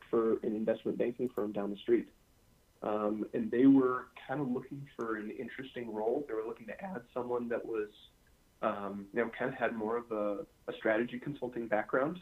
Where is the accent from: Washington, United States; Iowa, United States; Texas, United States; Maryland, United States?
Washington, United States; Seattle; moved away as an adult; also born or lived in southeastern United States; I grew up in Seattle.